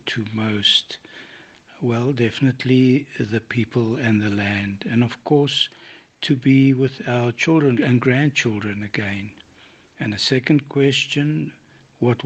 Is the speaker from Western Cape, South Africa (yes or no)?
yes; Cape Town, Western Cape, South Africa; now in Port Elizabeth, South Africa; I was born in Cape Town, South Africa, and my wife and I now live in Port Elizabeth